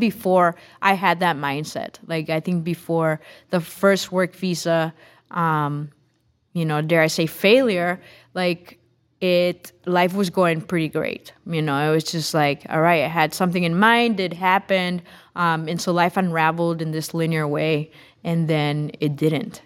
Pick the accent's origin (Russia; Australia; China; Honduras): Honduras; Tegucigalpa, Francisco Morazán; English is a second language; moved away as an adult; now in Holland, Michigan, United States; was born and grew up in Honduras, in Tegucigalpa